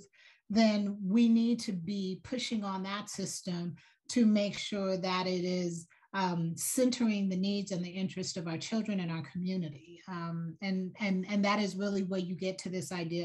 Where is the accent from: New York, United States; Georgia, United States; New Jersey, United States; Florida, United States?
Georgia, United States; Atlanta; I grew up in Atlanta, Georgia